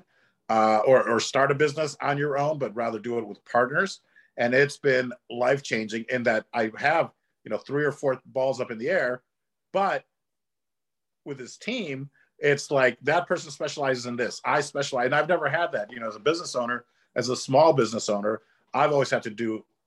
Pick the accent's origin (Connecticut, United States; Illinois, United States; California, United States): Illinois, United States; Chicago; I grew up in Chicago, where we don't have an accent